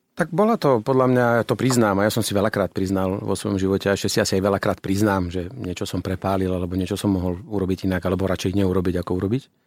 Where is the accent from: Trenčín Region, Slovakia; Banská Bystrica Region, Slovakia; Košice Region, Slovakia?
Banská Bystrica Region, Slovakia; Banská Bystrica; ja som človek z Banskej Bystrice